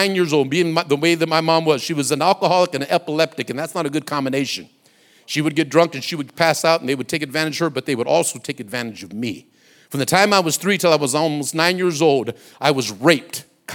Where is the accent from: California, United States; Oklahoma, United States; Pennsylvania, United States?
California, United States; Compton; also born or lived in Watts, Los Angeles; I grew up and went through my adolescence in Compton